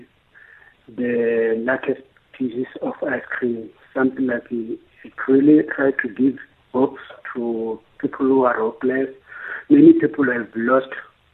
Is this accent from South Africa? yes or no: yes; Limpopo, South Africa; also born or lived in Venda; now in Johannesburg, South Africa; I'm from Limpopo, but I'm based in Joburg.